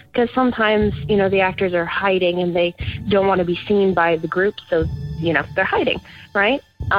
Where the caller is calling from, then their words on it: Burbank, California, United States; I'm calling from Burbank, California.